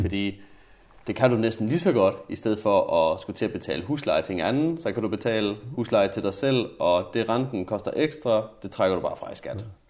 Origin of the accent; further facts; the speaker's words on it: Jutland, Denmark; Nu kommer jeg jo fra Jylland